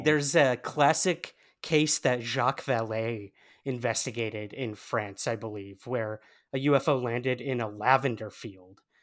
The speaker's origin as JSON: {"language": "English", "country": "United States", "moved": "as an adult", "lives_now": "United Kingdom", "said": "can't tell by my accent, I am from the United States. And uh, I recently moved to the UK"}